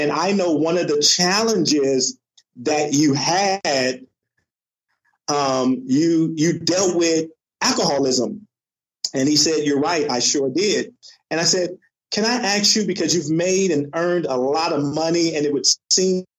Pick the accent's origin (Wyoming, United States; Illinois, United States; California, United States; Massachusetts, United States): California, United States; I grew up in California